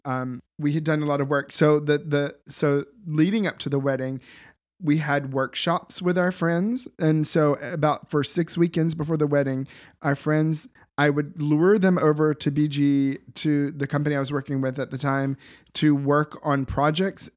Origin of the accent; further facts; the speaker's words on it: the South, United States; moved away as an adult; now in Boston, United States; grew up in the south